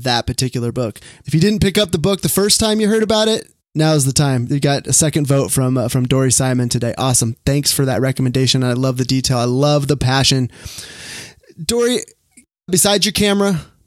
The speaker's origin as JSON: {"language": "English", "area": "Orange County", "region": "California", "country": "United States", "tie": "born or raised there", "said": "I grew up in Orange County, California"}